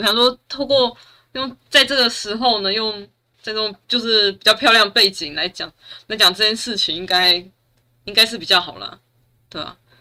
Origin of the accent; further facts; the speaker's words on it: Taichung, Taiwan; 我是台中人